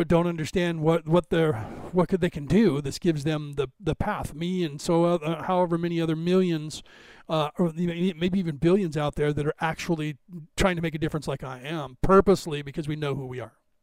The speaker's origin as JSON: {"language": "English", "region": "California", "country": "United States", "said": "because I'm from California"}